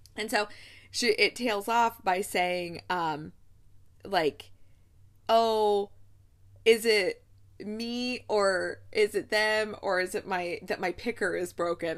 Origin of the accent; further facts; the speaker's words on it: Ohio, United States; I'm from Ohio